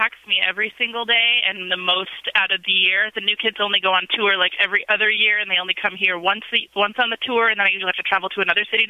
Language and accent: English; Midwest, United States; now in Las Vegas, United States; I grew up in the Midwest